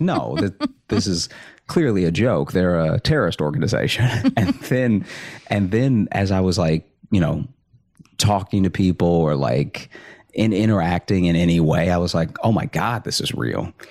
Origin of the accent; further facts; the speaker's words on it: Alexandria, Louisiana, United States; moved away as an adult; also born or lived in Chicago; I grew up in Alexandria